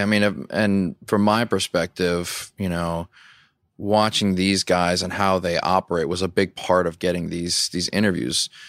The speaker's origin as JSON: {"language": "English", "region": "Louisiana", "country": "United States", "tie": "born or raised there", "said": "I grew up in Louisiana"}